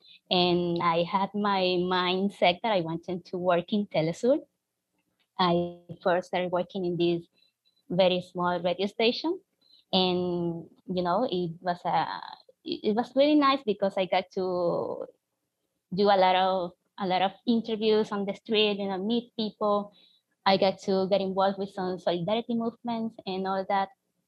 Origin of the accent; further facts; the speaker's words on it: Venezuela; Growing up in Venezuela, I got to see the Bolivarian process from the beginning.